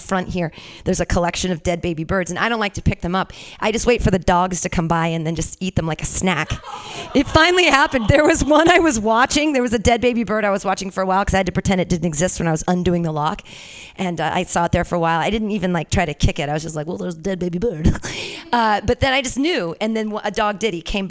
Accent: Danville, California, United States; I grew up around there. I grew up in Danville

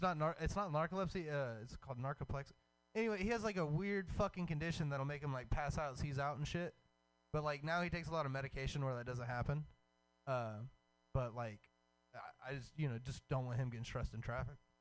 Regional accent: Hemphill, Texas, United States; moved away; the whole East Texas like area is just like woods

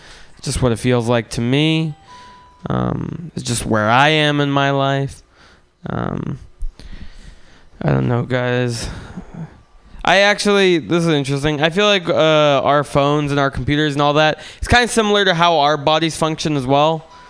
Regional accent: San Francisco, California, United States; I grew up in San Francisco, and I used to be into cars when I was growing up.

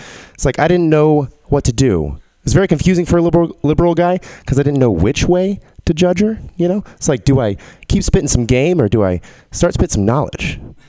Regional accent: Texas, United States; I'm from Texas, but I don't have a Texas accent, which bums people out sometimes.

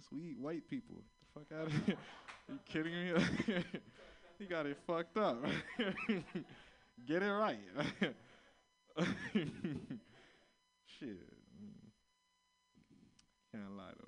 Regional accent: Florida, United States; I'm from Florida

